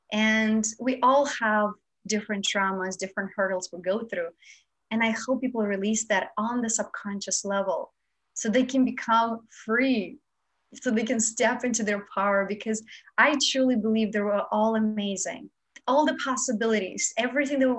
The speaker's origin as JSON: {"language": "English", "country": "Moldova", "tie": "born or raised there", "moved": "yes", "lives_now": "Los Angeles, United States", "said": "I grew up in Moldova, which is a part of Romania."}